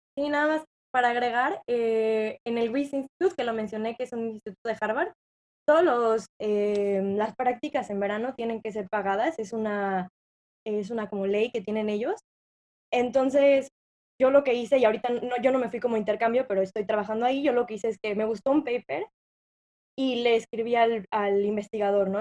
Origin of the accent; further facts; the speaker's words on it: Mexico; moved away as an adult; now in United States; nosotros siendo mexicanos